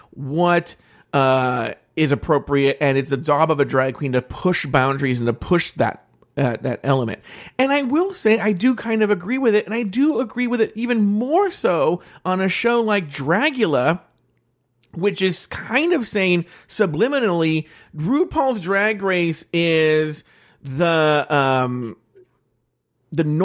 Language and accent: English; California, United States; like I I'm from the Bay Area and I figured this out.